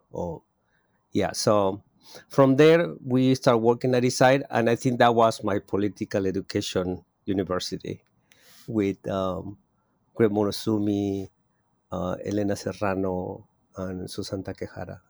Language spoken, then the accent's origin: English; Mexico City, Mexico; moved away as an adult; now in Oakland, United States; I was born in Mexico City. I am a native of Mexico City, and I immigrate thirty-three years ago to the Bay Area